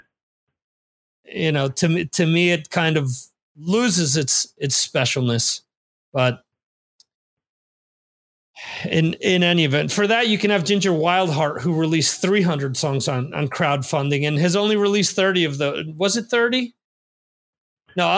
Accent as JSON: {"language": "English", "region": "New York metro area", "country": "United States", "tie": "born or raised there", "said": "I grew up in the New York metro area"}